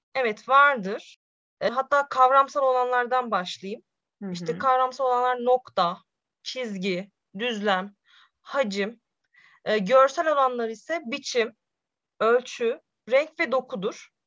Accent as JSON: {"language": "Turkish", "region": "Sivas Province", "country": "Turkey", "tie": "born or raised there", "moved": "yes", "lives_now": "Konya, Turkey", "said": "1995 Sivas doğumluyum"}